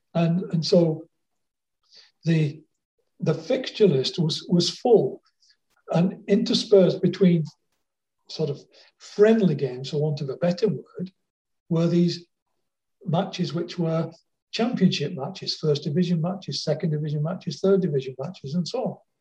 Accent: Wigan, North West England, United Kingdom; now in Australia; I was born in Wigan and I was a big Wigan fan

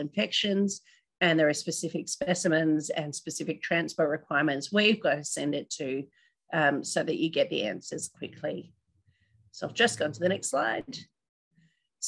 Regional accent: North Queensland, Australia; moved away; I grew up in North Queensland

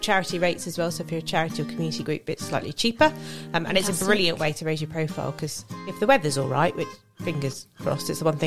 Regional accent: England, United Kingdom; we're English

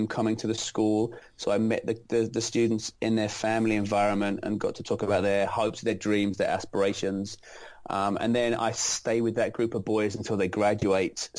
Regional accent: London, United Kingdom; moved away as an adult; now in United States; I'm not originally from America. I'm from London, England, and I taught in 3 separate schools back home in England

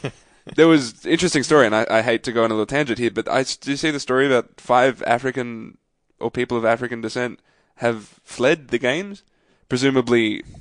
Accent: Australia; as an Australian

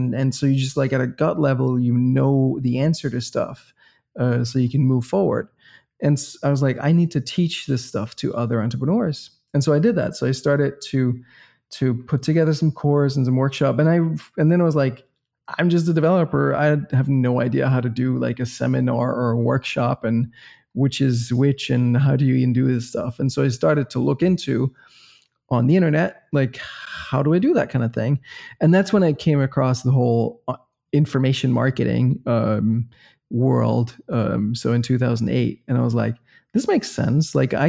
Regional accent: Copenhagen, Capital Region of Denmark, Denmark; also born or lived in Boston, United States; So we're from the same city. We're both from Copenhagen.

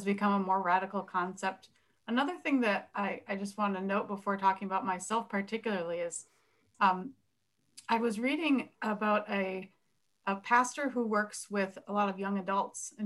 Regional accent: Minnesota, United States; I am a white Minnesota Protestant. I come from German stock

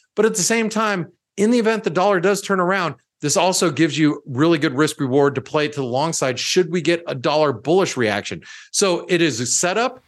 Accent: United States; as an American

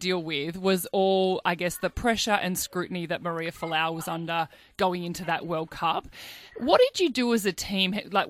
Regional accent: Australia; as an Australian

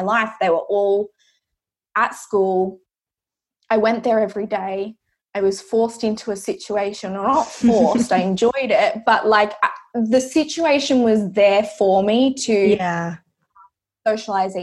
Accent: Coffs Harbour, New South Wales, Australia; So I grew up in Coffs Harbour, which is happens to be where I'm back to right now

